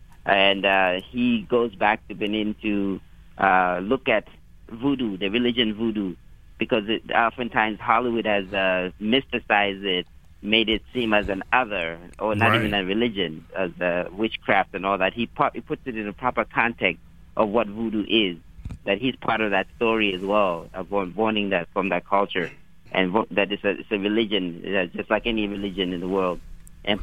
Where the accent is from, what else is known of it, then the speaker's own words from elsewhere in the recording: Malawi; A lot of Malawians as you know, I'm from Malawi, have given it good reviews.